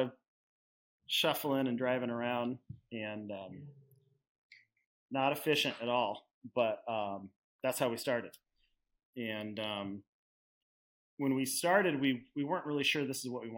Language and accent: English; Hood River, Oregon, United States; also born or lived in Portland, Oregon; We're both from Hood River.